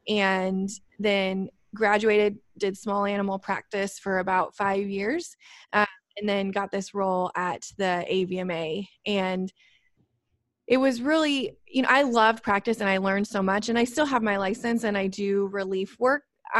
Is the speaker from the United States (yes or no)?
yes; Illinois, United States; but I am from Illinois and there were three things I used to say when I was little.